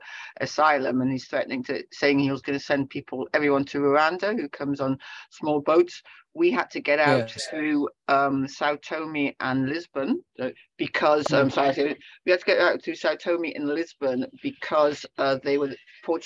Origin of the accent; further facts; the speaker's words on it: Newcastle upon Tyne, North East England, United Kingdom; where I am now, where I'm speaking from, which is Newcastle upon Tyne in the northeast of England